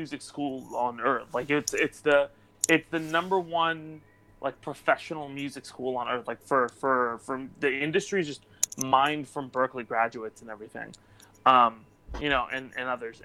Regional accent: Irvine, California, United States; I grew up in Irvine, in Orange County

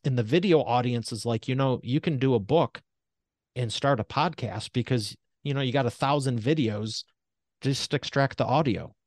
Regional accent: Detroit, Michigan, United States; I'm from Detroit Motor City

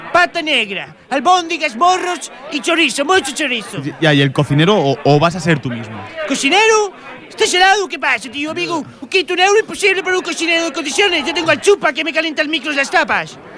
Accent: Portugal; Spanish is a second language; ya que soy portugués

